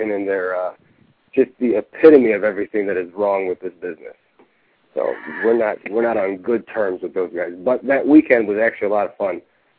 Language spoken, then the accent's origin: English; Chicago, Illinois, United States; I'm from Chicago.